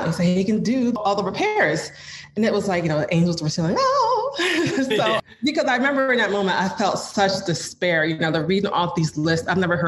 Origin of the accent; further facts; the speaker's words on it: New Jersey, United States; moved away as an adult; now in Philadelphia, United States; I'm actually from New Jersey, but I moved to Philly